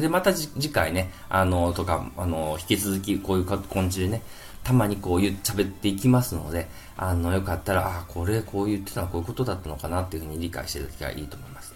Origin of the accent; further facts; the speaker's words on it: Kansai, Japan; accent: Kansai dialect; 関西弁出ちゃいましたけども